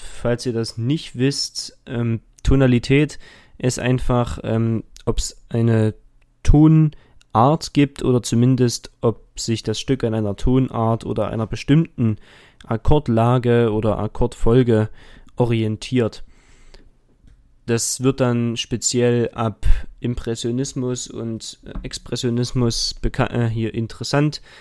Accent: Dresden, Saxony, Germany; ich komme aus Dresden und gehe dort auch zur Schule

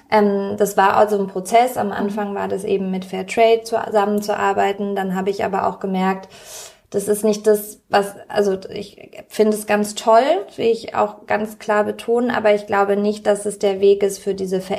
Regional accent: Berlin, Germany; Und ich fühle mich sehr als Berlinerin.

